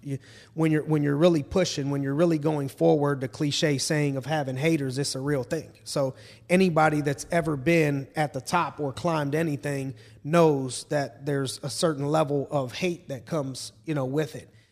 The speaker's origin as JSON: {"language": "English", "area": "town near Warren", "region": "Ohio", "country": "United States", "tie": "born or raised there", "said": "my hometown area"}